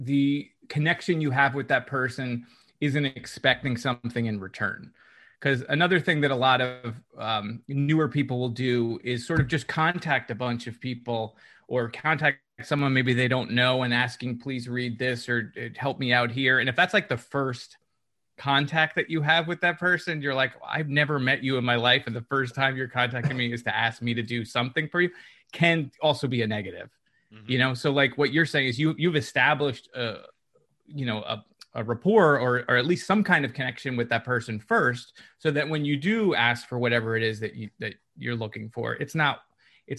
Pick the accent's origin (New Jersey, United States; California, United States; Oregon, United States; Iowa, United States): New Jersey, United States; I'm from New Jersey